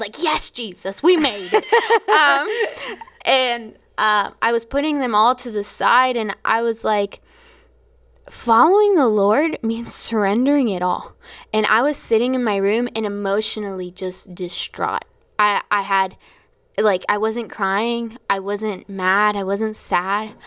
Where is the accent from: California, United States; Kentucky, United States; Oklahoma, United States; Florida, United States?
Florida, United States; I was from Florida